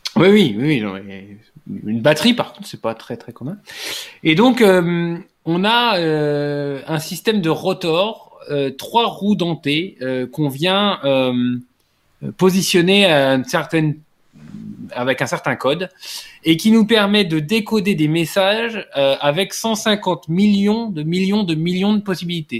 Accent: France; je suis français

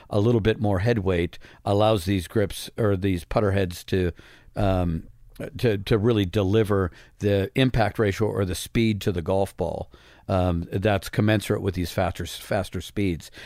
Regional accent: Midwest, United States; growing up in the Midwest

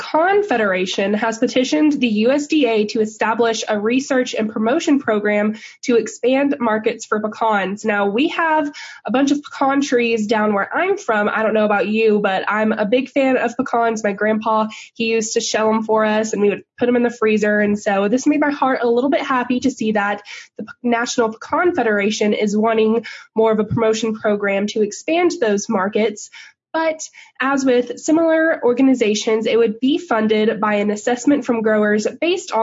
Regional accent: Texas, United States; I'm from Texas

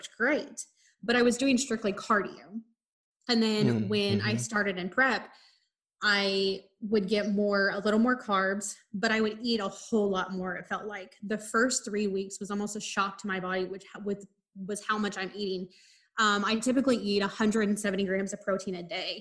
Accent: Midwest, United States; growing up in the Midwest

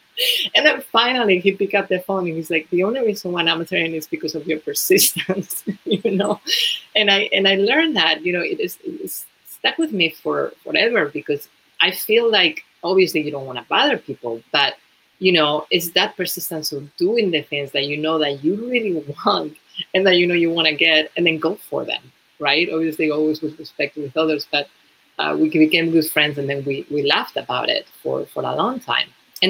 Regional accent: Spain; English is a second language; moved away as an adult; When I moved to New York from Spain, you know, originally, I was just working, doing some sales.

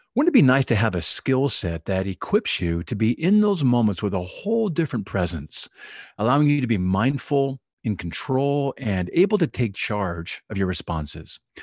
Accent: Oahu, Hawaii, United States; Oahu, Hawaii, which is my hometown

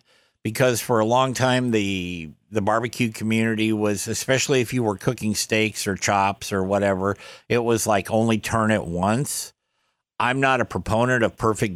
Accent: the North, United States; I'm a Northerner

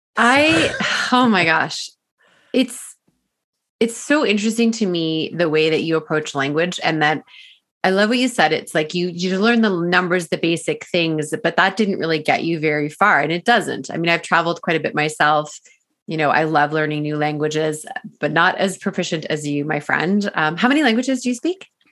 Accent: Ontario, Canada; moved away as an adult; now in British Columbia, Canada; I'm from Ontario, and although I've never lived in Toronto

